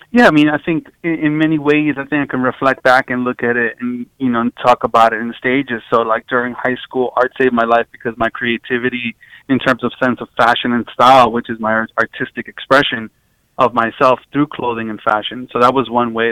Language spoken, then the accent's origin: English; New York City, New York, United States; growing up um, at in Queens